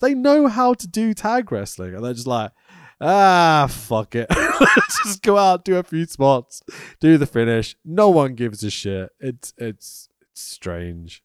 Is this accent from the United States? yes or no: no; Welsh, Wales, United Kingdom; I'm quite Welsh